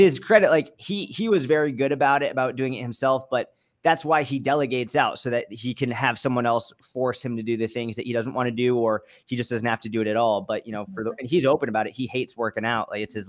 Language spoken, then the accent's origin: English; outside Boston, Massachusetts, United States; also born or lived in Israel / Delaware / New York City; now in Dallas, United States; So I grew up outside Boston. Then I lived in Israel for a few years. I went to school in Delaware. Then I went back to Israel. Then I actually lived in New York City for 5 years. And now I'm in Dallas.